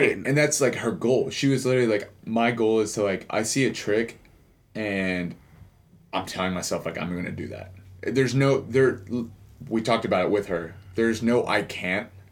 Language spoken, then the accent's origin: English; Houston, Texas, United States; I'm from Houston, Texas, third biggest city in the country